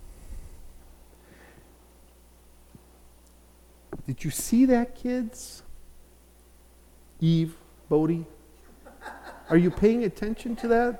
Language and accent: English; Chicago, Illinois, United States; I grew up in Chicago